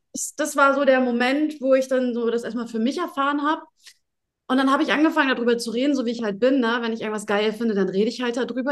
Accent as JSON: {"language": "German", "region": "Hamburg", "country": "Germany", "said": "komme ich aus Hamburg. Na, ne? ich bin Hamburger Dirn"}